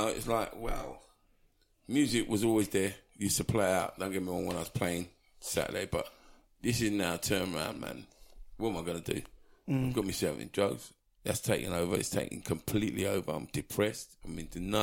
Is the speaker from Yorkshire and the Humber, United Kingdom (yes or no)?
no; Southall, London, United Kingdom; I grew up in Southall, in Middlesex